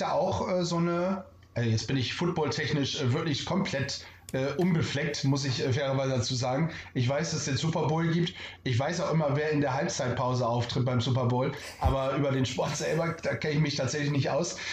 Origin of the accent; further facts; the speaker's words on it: Bremen, Germany; ich als gebürtiger Bremer